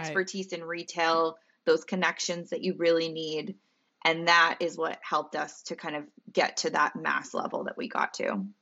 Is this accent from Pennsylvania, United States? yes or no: yes; Central Pennsylvania, United States; moved away; I'm from Pennsylvania, as you know, Central P